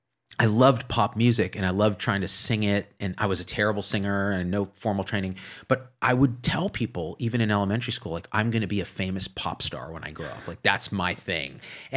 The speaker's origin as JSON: {"language": "English", "region": "New Jersey", "country": "United States", "tie": "born there", "accent": "New Jersey", "said": "weird New Jersey accent because I was born in New Jersey, moved to the city."}